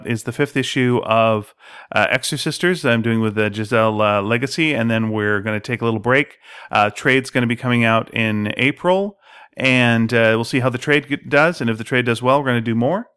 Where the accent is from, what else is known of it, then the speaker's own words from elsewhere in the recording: Montreal, Quebec, Canada; moved away; growing up in Montreal